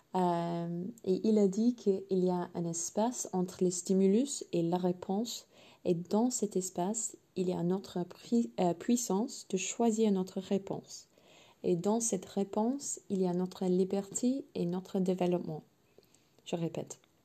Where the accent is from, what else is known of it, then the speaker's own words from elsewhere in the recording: England, United Kingdom; French is a second language; je suis anglaise à la base évidemment